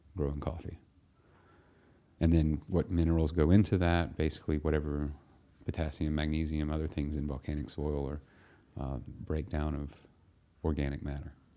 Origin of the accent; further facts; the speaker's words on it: United States; We're two guys from America